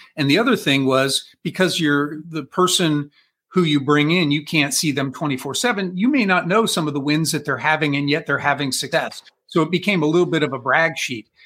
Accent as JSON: {"language": "English", "town": "Columbus", "region": "Ohio", "country": "United States", "said": "I am from Columbus, Ohio."}